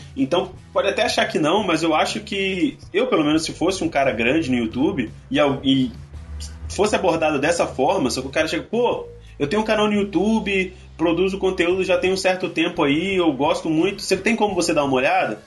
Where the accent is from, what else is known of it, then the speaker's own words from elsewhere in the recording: Espírito Santo, Brazil; eu sou capixaba também